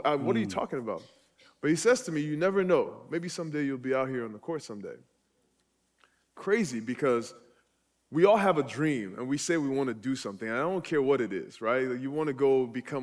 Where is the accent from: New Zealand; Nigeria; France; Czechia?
Nigeria; now in United States; I was born and raised in Nigeria.